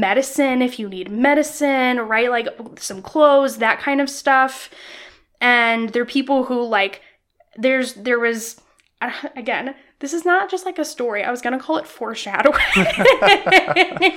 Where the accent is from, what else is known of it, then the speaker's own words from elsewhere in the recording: Illinois, United States; I grew up in Illinois